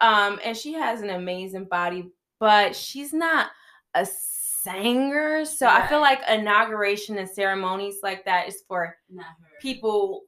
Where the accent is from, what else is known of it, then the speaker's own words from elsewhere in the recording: Chicago, Illinois, United States; And I am from Chi-Town.